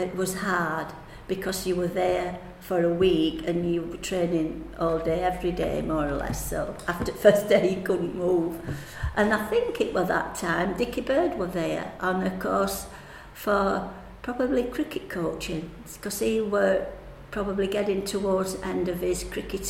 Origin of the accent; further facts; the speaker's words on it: United Kingdom; You know, you don't often get that, and we're two British in the same final, do you?